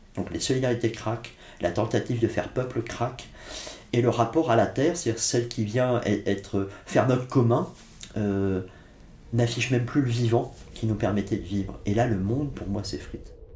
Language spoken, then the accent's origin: French; Blois, Centre-Val de Loire, France; also born or lived in Corsica; Je suis né sur le continent, à Blois